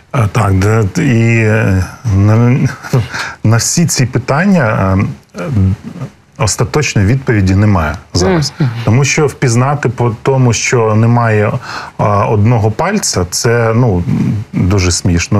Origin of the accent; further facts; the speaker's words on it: Crimea, Ukraine; я сам народився в Криму, і я Крим там вздовж і поперек проїхав